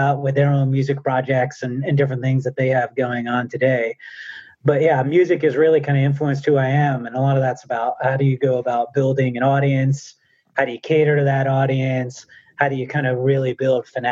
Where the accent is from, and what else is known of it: New Jersey, United States; born or raised there